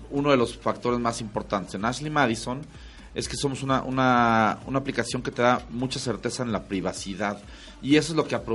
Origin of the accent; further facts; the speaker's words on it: Mexico; Canijo, o sea, somos infieles los mexicanos.